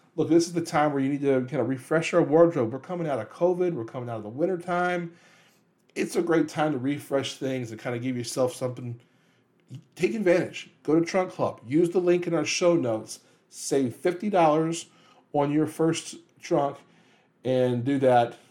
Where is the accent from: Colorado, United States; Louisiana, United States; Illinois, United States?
Louisiana, United States; New Orleans; my hometown, New Orleans.